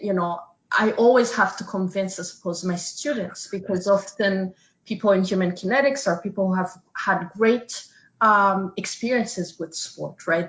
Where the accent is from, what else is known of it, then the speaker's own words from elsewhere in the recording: Canada; us being Canadian